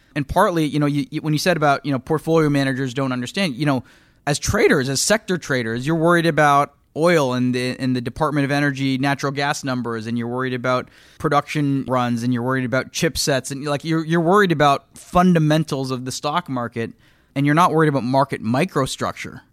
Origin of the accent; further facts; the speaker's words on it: just outside of Toronto, Ontario, Canada; moved away as an adult; now in United States; I grew up just outside of Toronto, moved to the U S in two thousand two